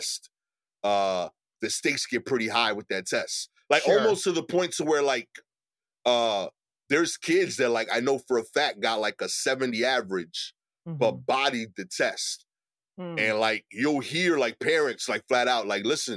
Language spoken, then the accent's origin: English; New York City, New York, United States; as an East New York dude